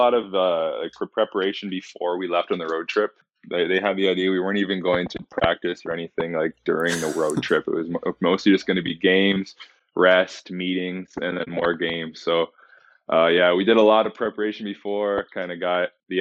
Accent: Chatham, Ontario, Canada; also born or lived in Edmonton; now in London, Canada; my very start was Chatham, Ontario, kind of my hometown

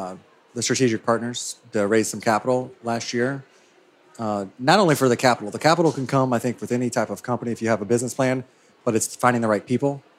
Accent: Ohio, United States

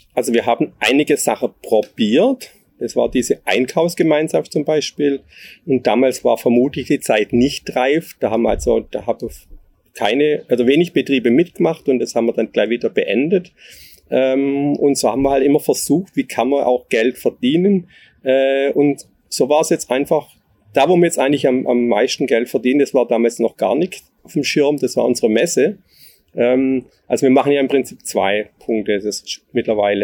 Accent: Neckarwestheim, Baden-Württemberg, Germany; ich komme hier aus dem Ort, also hier aus Neckar-Westheim. Äh, wir hatten zu Hause einen landwirtschaftlichen Gemischbetrieb

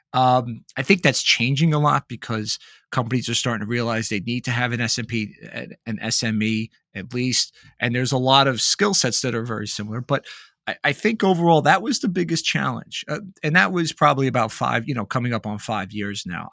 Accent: Northeast, United States; I'm from the Northeast

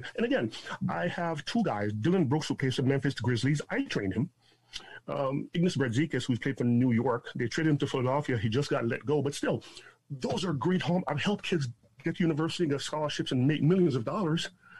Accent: Jamaica; now in Toronto, Canada; It's an interesting journey that I embarked upon when I immigrated to Canada from Jamaica in 1979. My dad brought my sister and I here. We lived down by Elsington and Davenport in this city in Toronto.

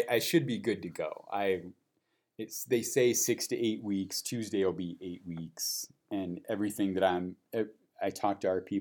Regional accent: Peoria, Illinois, United States; born or raised there; moved away

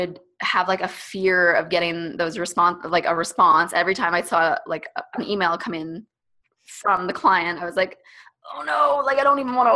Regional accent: Canada; first language English; I freaking grew up in Canada and have like, I went to university in Canada. Of course, this is my first language

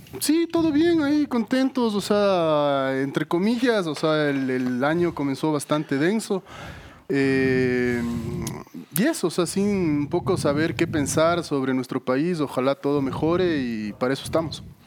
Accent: Ecuador; como sociedad ecuatoriana entendamos que esto es un fracaso de todos

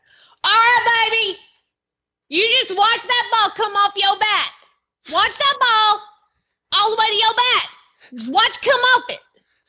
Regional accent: Atlanta, Georgia, United States; and I'm from Georgia, but let's be honest, it's Atlanta, so it's a city, and that's why I don't have an accent.

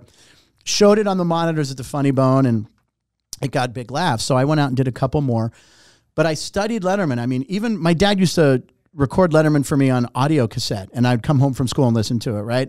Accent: Pittsburgh, Pennsylvania, United States; moved away; also born or lived in Los Angeles; I was born in Pittsburgh, came to L

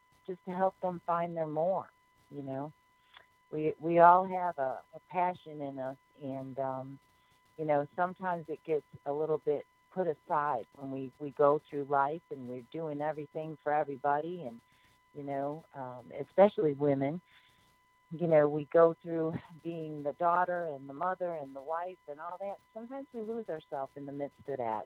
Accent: Chicago, Illinois, United States; now in Gulf Coast, United States; I'm from the Chicagoland area, so I really didn't know anybody here on the coast at all when I moved here

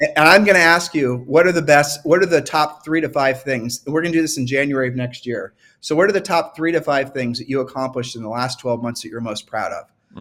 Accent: Ohio, United States; I'm from Ohio

